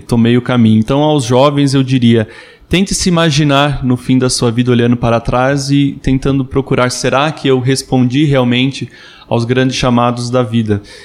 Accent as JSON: {"language": "Portuguese", "town": "Amparo", "region": "São Paulo", "country": "Brazil", "tie": "born or raised there", "said": "eu sou natural da cidade de Amparo, interior de São Paulo"}